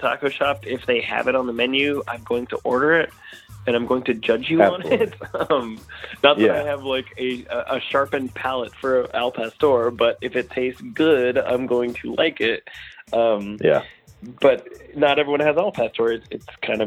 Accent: West Coast, United States; moved away; I grew up on the West Coast

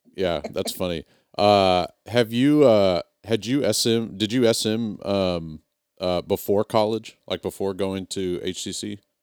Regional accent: Texas, United States; moved away as an adult; I moved away from Texas, but not as a kid

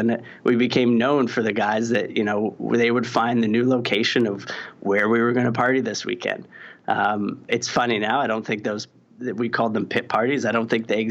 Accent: Saskatoon, Saskatchewan, Canada; moved away; I'm from Saskatoon, Saskatchewan. It's a small city. I think maybe there's 300,000 people now, but there was probably 200,000 when I was growing up there

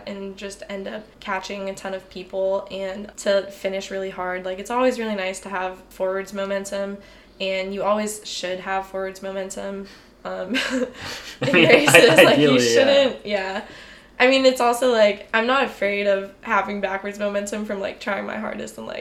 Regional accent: Houston, Texas, United States; moved away as an adult; I'm from Houston

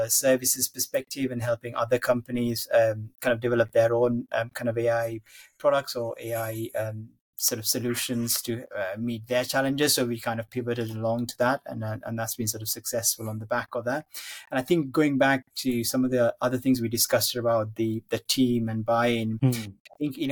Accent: Sri Lanka; moved away; I grew up in Sri Lanka and had sort of family. I still have family back there.

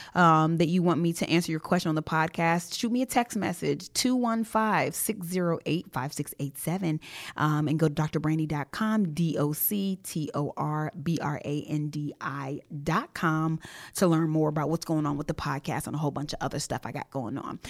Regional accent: Jamaica; I am Jamaican.

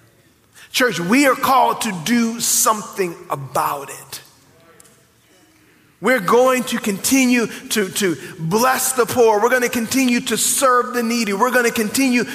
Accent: New Orleans, Louisiana, United States; moved away; I grew up in New Orleans

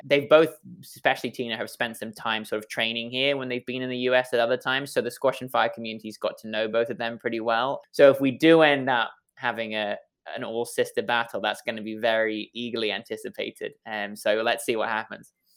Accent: England, United Kingdom; accent: English; now in Washington, D.C., United States; my silly English accent

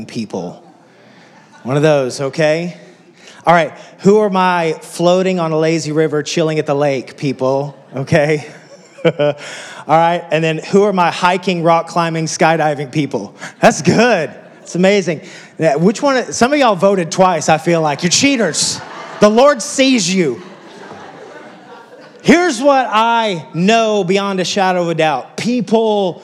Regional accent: West Texas, United States; moved away as an adult; I grew up in West Texas, so there's not much there

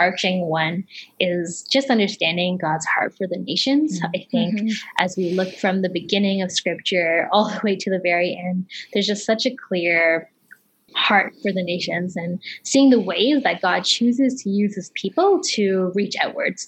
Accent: Toronto, Ontario, Canada; also born or lived in Kenya; I came when I was fairly young, but I still, half of my family is still in Kenya right now. So okay. I grew up in Toronto, Canada

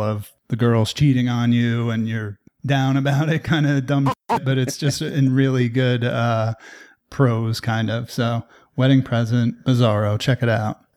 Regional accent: New Jersey, United States; I'm from New Jersey

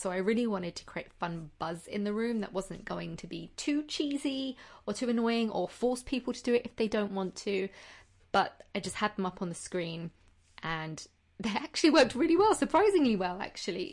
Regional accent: United Kingdom; being British myself

